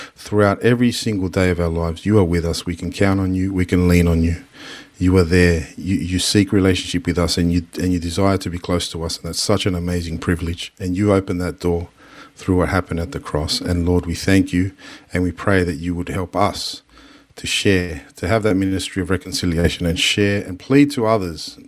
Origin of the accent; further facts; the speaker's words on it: Sydney, New South Wales, Australia; a place where it's, it's the only home we've known, but at the same time, we weren't always accepted as Australian.